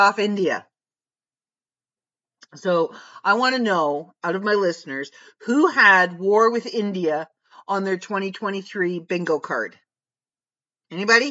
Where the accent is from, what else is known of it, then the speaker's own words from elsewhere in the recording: Canada; we are Canadian and we say sorry for everything